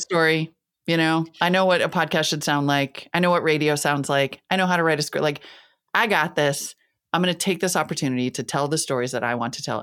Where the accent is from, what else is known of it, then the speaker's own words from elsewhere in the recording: Northern Plains, United States; also born or lived in Montana / North Dakota; I'm from the Northern Plains, right? I grew up in Montana and North Dakota.